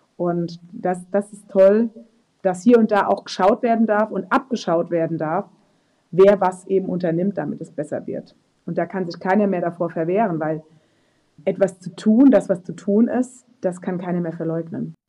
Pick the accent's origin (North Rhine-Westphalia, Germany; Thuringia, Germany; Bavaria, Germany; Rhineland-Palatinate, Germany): Rhineland-Palatinate, Germany; Rheinhessen; Rheinhessen. Also das, das ist meine Heimat